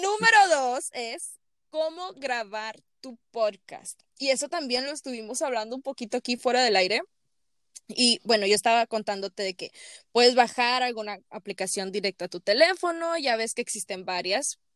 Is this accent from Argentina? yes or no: no; Mexico; moved away; tú y yo como mexicanos